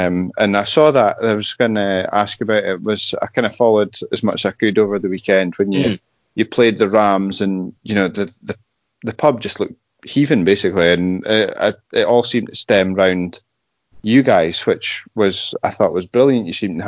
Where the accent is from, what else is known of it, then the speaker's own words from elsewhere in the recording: United Kingdom; You can't be us without being British, if that makes sense.